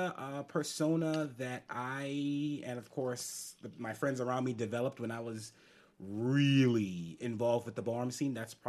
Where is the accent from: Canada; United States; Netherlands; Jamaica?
United States; New York City, New York; So being New Yorker, you pick up some skills.